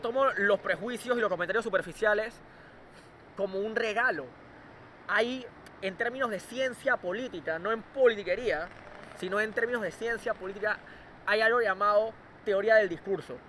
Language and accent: Spanish; Panama; el joven que soy panameño normal y corriente